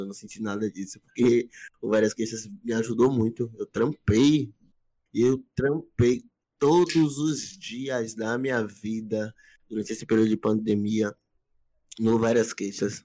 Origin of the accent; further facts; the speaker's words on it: Camaçari, Bahia, Brazil; eu saí de Camaçari, minha cidade, que é a região metropolitana.